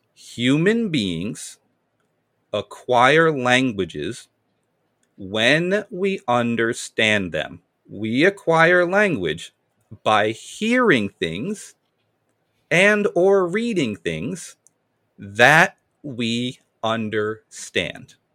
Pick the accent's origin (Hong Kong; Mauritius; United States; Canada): United States; Amherst, Massachusetts; I was born and raised in Massachusetts, Amherst, four one three.